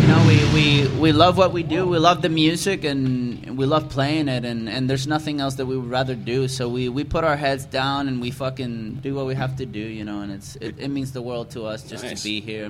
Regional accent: Puerto Rico; now in Miami, United States; June and I, we're brothers, born and raised in Puerto Rico. We moved over to the States

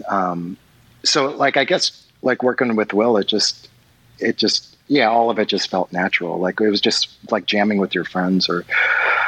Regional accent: Kentucky, United States; moved away as an adult; also born or lived in California; now in Los Angeles, United States; I was raised in Kentucky and stuff, and, like, I've been living for the past 5 years in California

